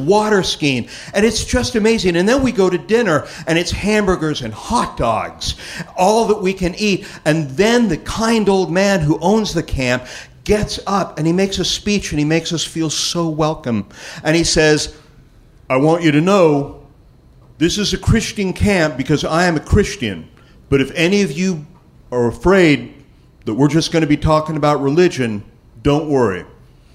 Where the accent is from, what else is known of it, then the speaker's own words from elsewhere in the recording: Los Angeles, California, United States; I was from Los Angeles